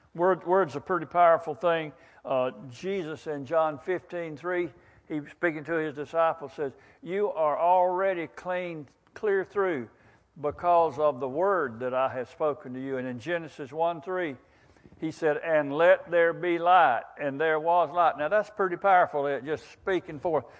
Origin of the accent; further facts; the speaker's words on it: Wakulla County, Florida, United States; I've lived in Wakulla County all my life